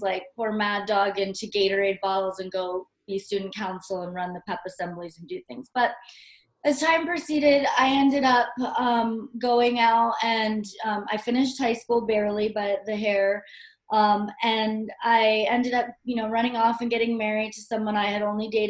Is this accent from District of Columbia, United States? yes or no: no; Hawaii, United States; I grew up in Hawaii